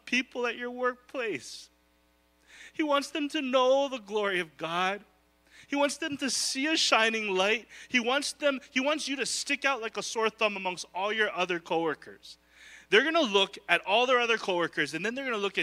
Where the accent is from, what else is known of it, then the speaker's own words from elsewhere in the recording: Hawaii, United States; I am Filipino. I will be Filipino. I will be local. I'm a local boy. It's who I am. You can take the boy from the island